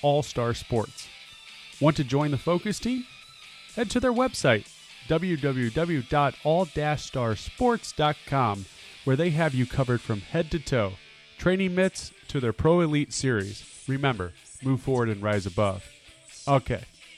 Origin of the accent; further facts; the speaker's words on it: Omaha, Nebraska, United States; my hometown in here, but again, of Omaha